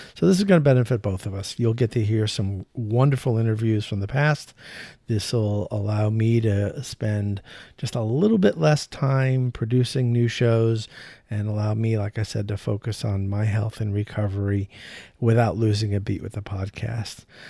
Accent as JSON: {"language": "English", "region": "New York", "country": "United States", "said": "I'm from New York"}